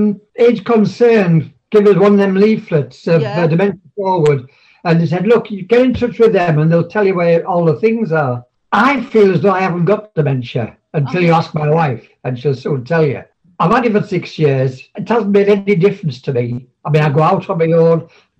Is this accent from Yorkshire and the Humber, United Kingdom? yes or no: no; Middlesbrough, North East England, United Kingdom; moved away as an adult; also born or lived in Guisborough / Whitby / Scarborough; now in York, United Kingdom; I was born and bred in Middlesbrough.